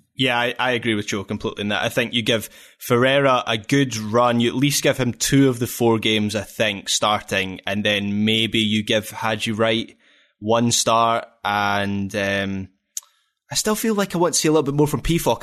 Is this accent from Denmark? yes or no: no; Scotland, United Kingdom; we're Scottish